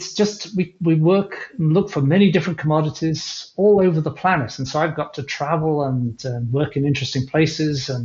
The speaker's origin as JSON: {"language": "English", "region": "England", "country": "United Kingdom", "tie": "born or raised there", "said": "I grew up in England, and I went into geology"}